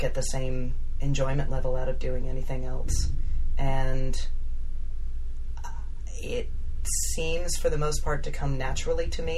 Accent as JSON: {"language": "English", "region": "Florida", "country": "United States", "tie": "born or raised there", "also_born_or_lived": "Broward County, Florida / Cocoa, Florida / Orlando, Florida", "said": "I grew up in Florida, so that's always been home base for me"}